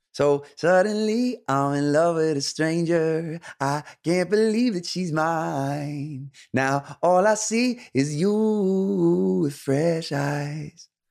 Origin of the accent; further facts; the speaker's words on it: upstate New York, United States; moved away as an adult; now in Los Angeles, United States; I grew up in upstate New York, about an hour north of New York City